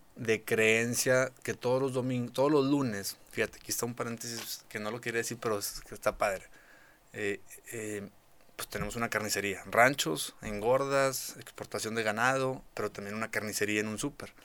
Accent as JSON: {"language": "Spanish", "town": "Parás", "region": "Nuevo León", "country": "Mexico", "also_born_or_lived": "Monterrey", "said": "Parás es de donde yo soy, es un pueblo muy pequeño que no cualquiera conoce"}